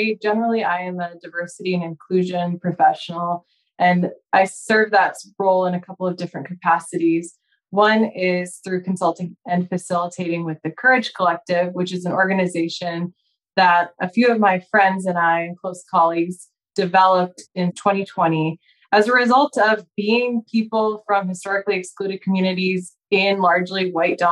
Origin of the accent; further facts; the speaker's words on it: Spokane, Washington, United States; also born or lived in Chicago area / Seattle area, Washington; I was born in the Chicago area and grew up in Spokane, Washington, on the east side of the state.